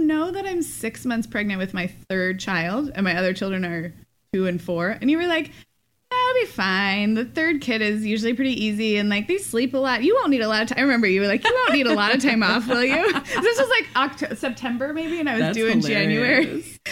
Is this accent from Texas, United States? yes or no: no; Phoenix, Arizona, United States; moved away as an adult; now in California, United States; my hometown